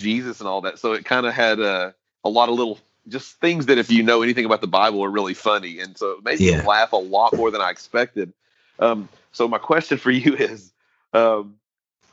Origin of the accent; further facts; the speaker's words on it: United States; as an American